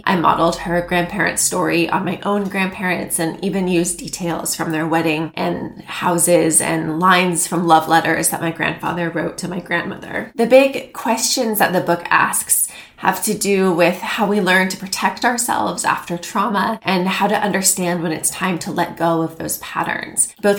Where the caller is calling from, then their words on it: San Francisco, California, United States; I am joining you from San Francisco, California